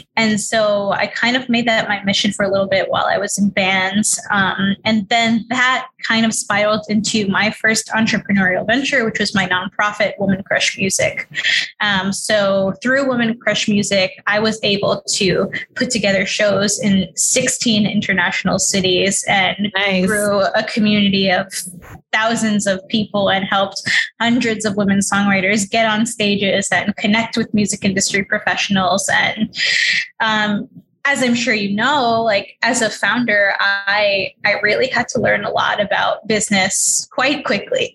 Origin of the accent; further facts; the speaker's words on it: New York City, New York, United States; I grew up in New York City. I was raised in Queens